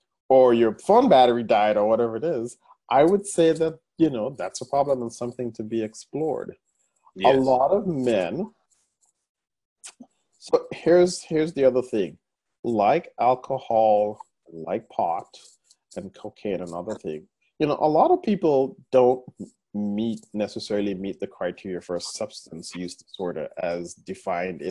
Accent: Guyana; moved away; my home country of Guyana

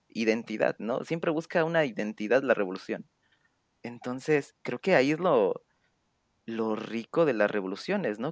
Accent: Mexico

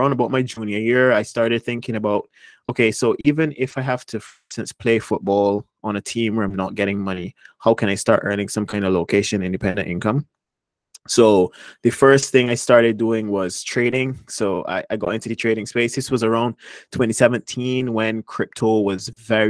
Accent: Barbados; moved away as an adult; also born or lived in United States; Barbados is where I was born and raised.

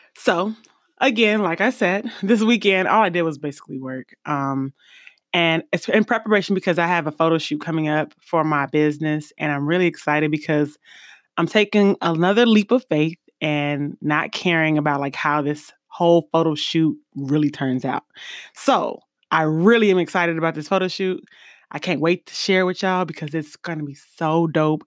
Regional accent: East Coast, United States; moved away; also born or lived in Midwest; I'm from the East Coast originally and then Midwest secondary

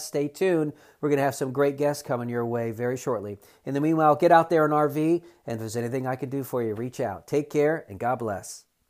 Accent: South Florida, United States; now in North Carolina, United States; I'm from South Florida

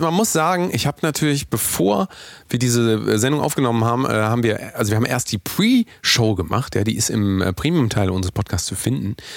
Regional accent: Willinghusen, Schleswig-Holstein, Germany; meiner Heimatstadt gewesen, nämlich in Willinghusen.

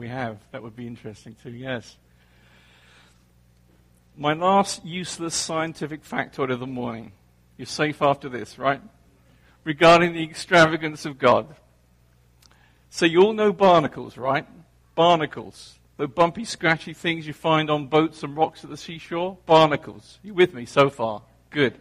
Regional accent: England, United Kingdom; now in New Jersey, United States; I grew up in England

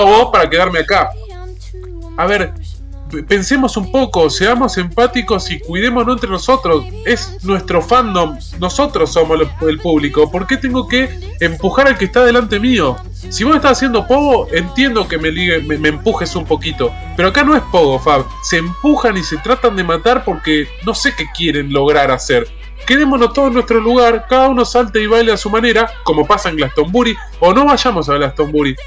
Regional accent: La Plata, Buenos Aires Province, Argentina; yo soy platense

